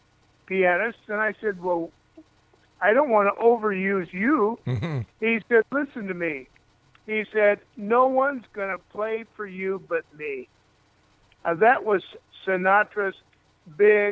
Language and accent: English; Cedar Rapids, Iowa, United States; moved away as an adult; also born or lived in Hollywood; I was born in Cedar Rapids, Iowa, and I left there for Hollywood and my dreams